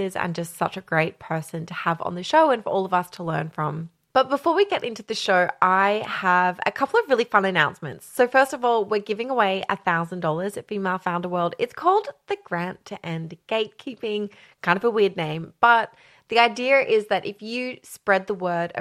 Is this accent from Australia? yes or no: yes; Australia; I'm Australian